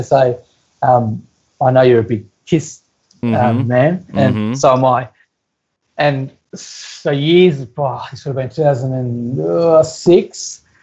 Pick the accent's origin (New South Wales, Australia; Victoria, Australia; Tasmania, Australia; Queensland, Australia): Victoria, Australia; Melbourne; where are you from? And I said, oh, Melbourne